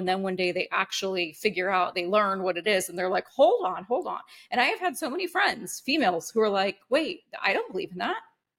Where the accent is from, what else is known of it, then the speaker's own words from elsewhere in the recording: California, United States; friends that I grew up with in California